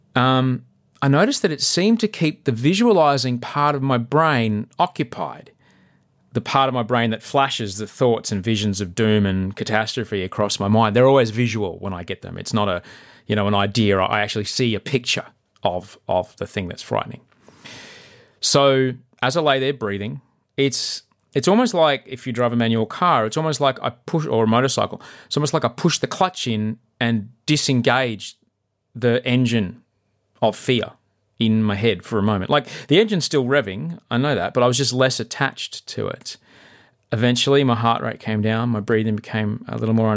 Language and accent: English; Brisbane, Queensland, Australia; Brisbane's my hometown